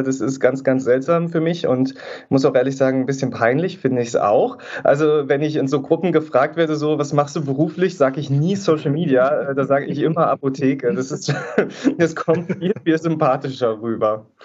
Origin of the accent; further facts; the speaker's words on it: East Germany, Germany; Ich komme halt auch aus Ostdeutschland. Ähm, das hört man manchmal auch ein bisschen, vor allem heute, wo ich so ein bisschen verschnupft bin, kann man es vielleicht auch ein bisschen hören.